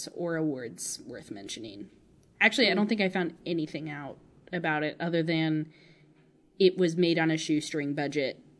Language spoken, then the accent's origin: English; Midwest, United States